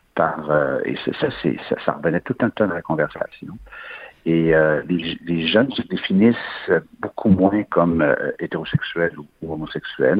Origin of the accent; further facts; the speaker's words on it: Quebec, Canada; le Québec, on est une nation reconnue